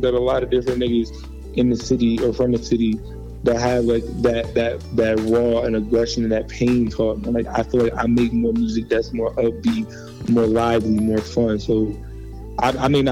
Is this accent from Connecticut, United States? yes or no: yes; Hartford, Connecticut, United States; I'm from Hartford, North End to be exact. Hartford, Connecticut